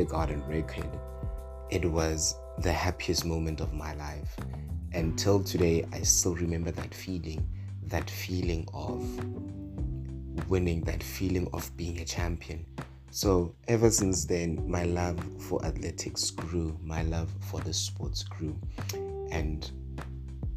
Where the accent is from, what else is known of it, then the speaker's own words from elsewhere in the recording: Mokopane, Limpopo, South Africa; Born and raised in Makopane in Limpopo